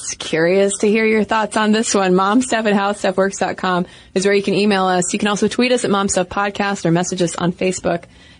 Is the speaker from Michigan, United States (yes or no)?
no; Dallas, Texas, United States; moved away as an adult; now in Turkey; moved to Turkey with my husband and kids 2 years ago, and let me tell you, it's been an adventure. I'm originally from Dallas, so it was quite a culture shock from day one.